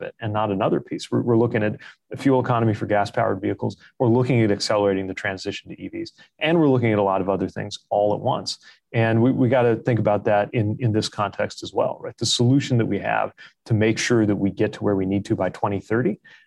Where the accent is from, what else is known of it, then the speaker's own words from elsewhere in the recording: Indiana, United States; I'm from Indiana.